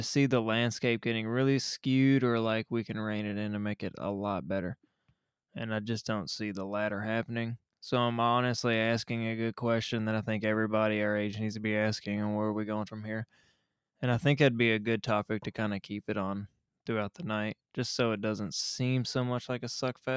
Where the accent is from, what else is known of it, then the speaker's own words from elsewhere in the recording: United States; I'm American.